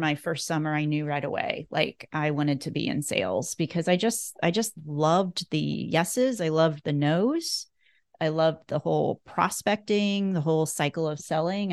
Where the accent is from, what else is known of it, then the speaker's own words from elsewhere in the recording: Northeast Nebraska, United States; I grew up in Northeast Nebraska, so about an hour and a half from Omaha. And I was born and raised on a cattle, a beef cattle and, um, hog producing, farm